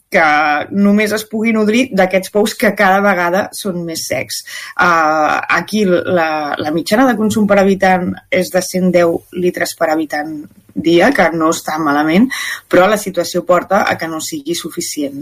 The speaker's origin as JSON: {"language": "Catalan", "town": "Sant Feliu", "region": "Catalonia", "country": "Spain", "tie": "born or raised there", "said": "quan érem petits aquí a Sant Feliu"}